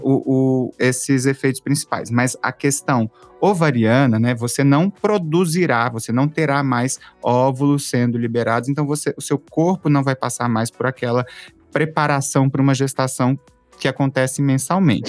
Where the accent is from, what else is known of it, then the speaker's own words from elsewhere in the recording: Belo Horizonte, Minas Gerais, Brazil; moved away as an adult; now in São Paulo, Brazil; eu sou de Belo Horizonte, moro aqui há alguns anos